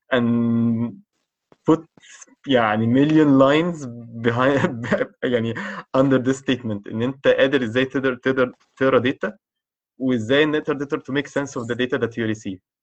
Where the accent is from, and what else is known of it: Egypt